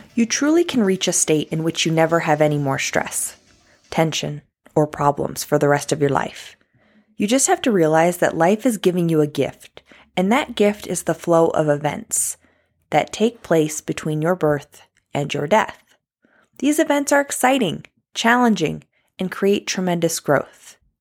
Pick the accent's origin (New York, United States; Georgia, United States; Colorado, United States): New York, United States; I'm from New York